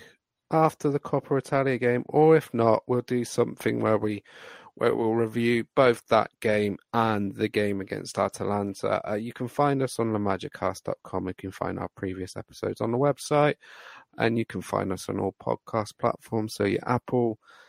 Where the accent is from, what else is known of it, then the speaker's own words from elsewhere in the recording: United Kingdom; I am British